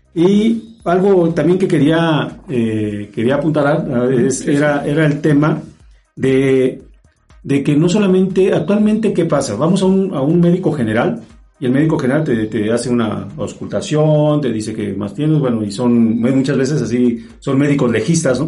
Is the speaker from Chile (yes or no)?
no; Mexico; soy de aquí de México